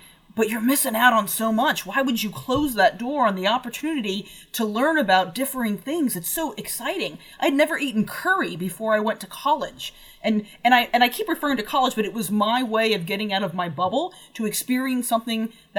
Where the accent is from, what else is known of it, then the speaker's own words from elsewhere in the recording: West Coast, United States; I'm from the West Coast, where there's either a little bit of sagebrush and tumbleweeds or a lot of sagebrush and tumbleweeds. It's all desert all the time.